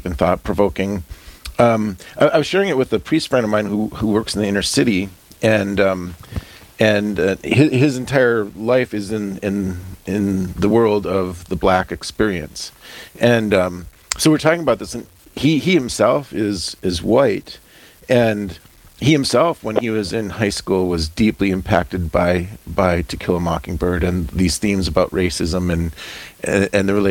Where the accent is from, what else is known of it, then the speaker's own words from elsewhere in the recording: North Dakota, United States; as a white rural farm kid growing up in North Dakota